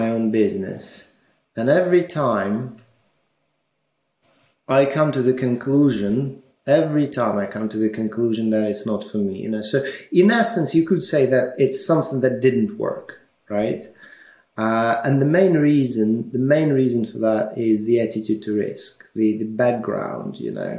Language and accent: English; Ukraine; moved away as an adult; also born or lived in Russia; now in United Kingdom; I was born in Ukraine. I studied in Ukraine.